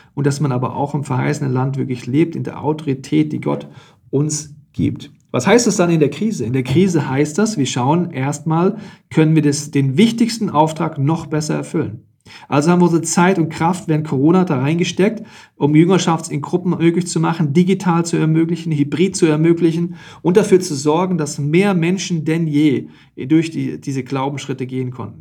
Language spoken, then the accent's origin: German; Germany; bei uns in Deutschland